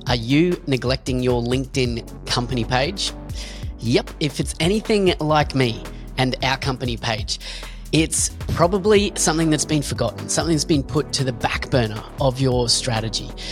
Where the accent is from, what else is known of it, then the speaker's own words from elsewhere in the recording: Australia; we're both Australian